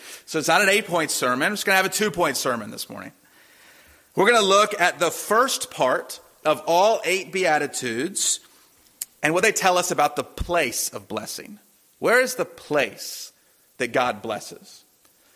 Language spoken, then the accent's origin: English; Durham, North Carolina, United States; when I was a boy growing up in Durham